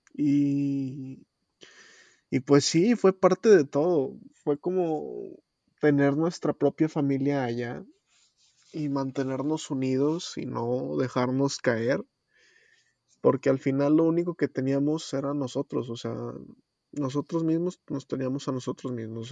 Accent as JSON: {"language": "Spanish", "country": "Mexico", "moved": "as an adult", "lives_now": "Spain", "said": "como joven y como mexicano"}